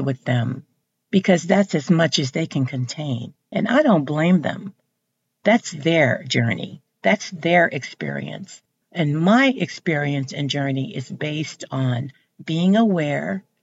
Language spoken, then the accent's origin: English; Texas, United States; I'm from Texas. I'm from the South